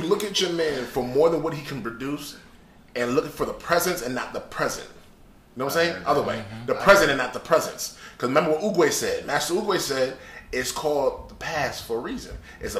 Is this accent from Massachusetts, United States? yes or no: no; Wake County, North Carolina, United States; I'm from Wake County, North Carolina.